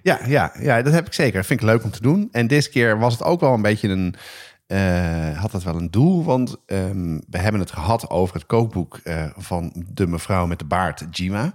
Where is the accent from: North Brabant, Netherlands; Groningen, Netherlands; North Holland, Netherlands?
North Holland, Netherlands; Amsterdam; ik ben opgegroeid op de Nieuwmarkt